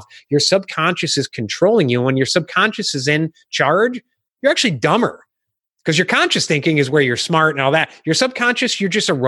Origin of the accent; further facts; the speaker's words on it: Illinois, United States; moved away; I'm originally from Illinois